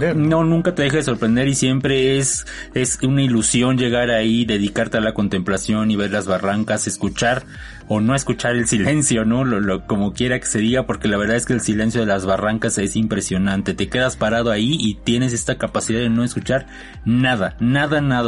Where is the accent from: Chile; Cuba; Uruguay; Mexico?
Mexico; Como los latinos, sobre todo los mexicanos, estamos tan acostumbrados a tratarnos tan bonito y decirlo todo en diminutivo